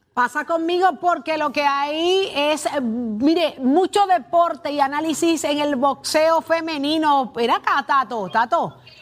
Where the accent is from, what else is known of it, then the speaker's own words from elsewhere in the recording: Puerto Rico; somos los puertorriqueños